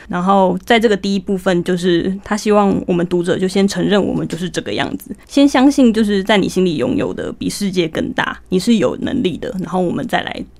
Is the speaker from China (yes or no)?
no; Taiwan; 我们台湾人